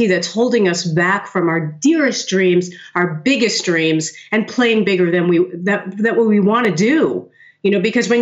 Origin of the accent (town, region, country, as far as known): New York City, New York, United States; born or raised there